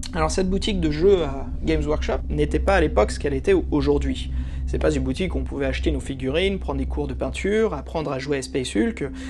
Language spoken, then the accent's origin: French; France; also born or lived in United States; quand je suis venu, j'ai déménagé et fait la suite de mon enfance en France